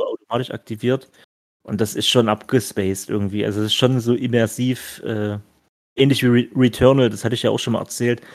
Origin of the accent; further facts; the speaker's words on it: Stolberg, Germany; bei mir, ne, zu Hause hier, wo ich aufgewachsen bin